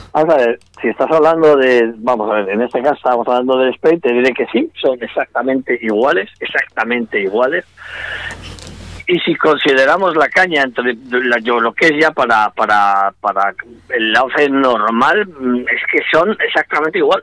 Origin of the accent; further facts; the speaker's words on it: Salamanca, Castile and León, Spain; moved away as an adult; now in Vigo, Spain; nací en Salamanca, me siento salmantino de plenos derechos, pero vivo en Vigo